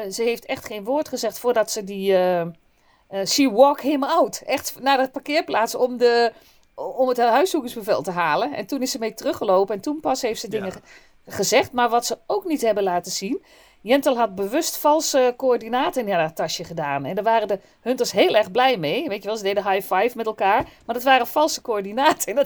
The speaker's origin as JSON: {"language": "Dutch", "region": "Gelderland", "country": "Netherlands", "said": "Gewoon deurdonderen. Ik kom uit de Achterhoek. Gewoon donderen, hè?"}